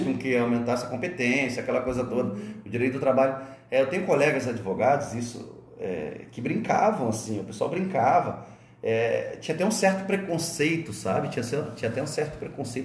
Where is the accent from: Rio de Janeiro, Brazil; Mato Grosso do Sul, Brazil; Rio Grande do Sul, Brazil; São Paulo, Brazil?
Rio de Janeiro, Brazil; also born or lived in Alcântara, São Gonçalo; now in Santa Catarina, Brazil; Vocês sabem que eu sou carioca. Eu me formei, eu vim para Santa Catarina em 91.